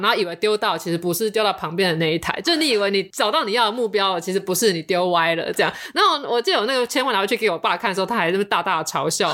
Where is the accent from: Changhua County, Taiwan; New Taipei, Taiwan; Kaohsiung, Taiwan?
New Taipei, Taiwan; Xinzhuang; 我其实是来自新庄的